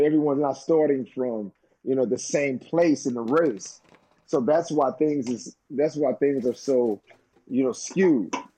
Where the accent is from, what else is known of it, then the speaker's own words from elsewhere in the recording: St. Louis, Missouri, United States; my hometown